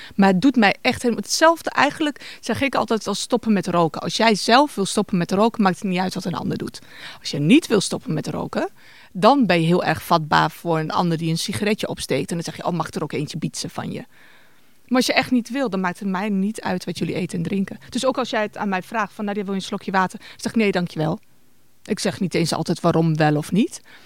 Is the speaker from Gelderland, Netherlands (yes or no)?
yes; Winterswijk, Gelderland, Netherlands; bij ons in Winterswijk, organiseren mijn ouders elk jaar een iftar